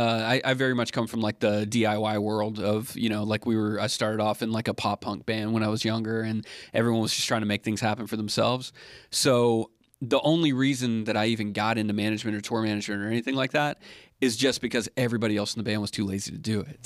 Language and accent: English; Alabama, United States; moved away; I grew up in Alabama